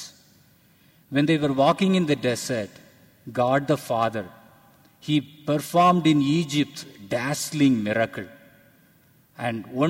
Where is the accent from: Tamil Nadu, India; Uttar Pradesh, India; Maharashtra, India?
Tamil Nadu, India; Tamil culture; I am from India, and I from a Tamil culture